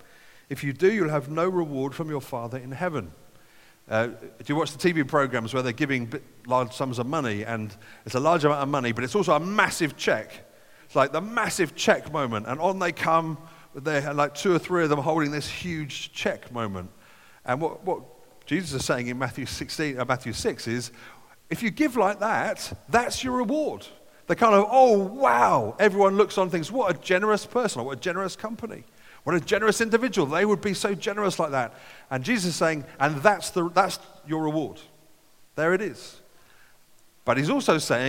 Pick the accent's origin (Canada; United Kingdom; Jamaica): United Kingdom; as British people